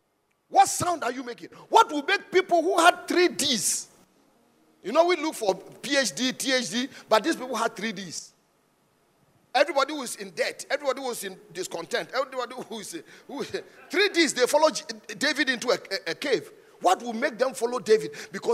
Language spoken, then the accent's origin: English; Ghana; I'm a Ghanaian. Thank God I'm a Ghanaian. If I had to die 1,000 times and come, I want to be a Ghanaian. I'm proudly Ghanaian.